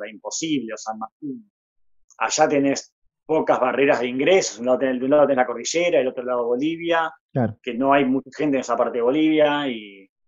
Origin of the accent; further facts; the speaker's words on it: Buenos Aires, Argentina; also born or lived in Jujuy; Estoy en Buenos Aires, sí, soy, soy jujeño, eh, criado en, Buenos Aires.